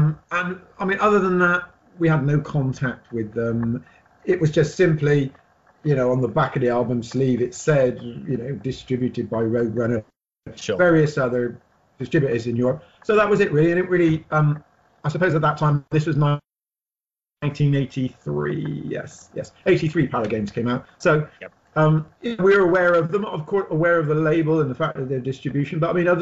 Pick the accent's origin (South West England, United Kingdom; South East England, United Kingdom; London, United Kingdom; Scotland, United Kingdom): South West England, United Kingdom; Bristol; we're from Bristol, right in the south